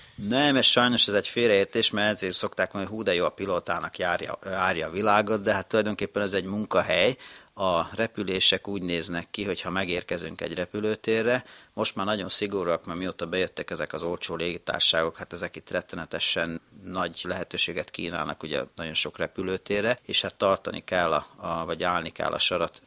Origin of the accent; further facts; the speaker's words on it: Hungary; also born or lived in Japan; én magyar ember vagyok